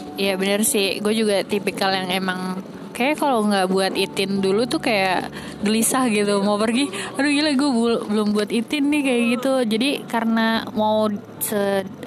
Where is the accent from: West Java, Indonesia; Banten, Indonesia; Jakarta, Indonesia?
Jakarta, Indonesia; kita Jakarta